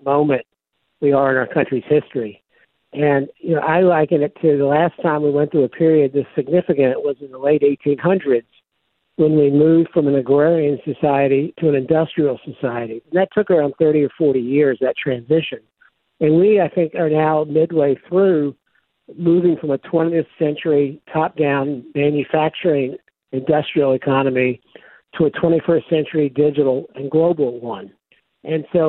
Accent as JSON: {"language": "English", "region": "the South", "country": "United States", "tie": "born or raised there", "said": "I grew up in the South, and the South was the last part of the country to get electricity."}